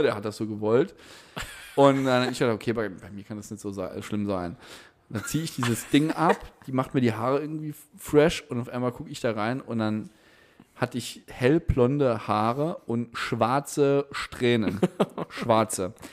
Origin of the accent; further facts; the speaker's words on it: Ottweiler, Saarland, Germany; Es war das erste Mal, dass ich rausgekommen bin aus Ottweiler und Saarbrücken, Homburg.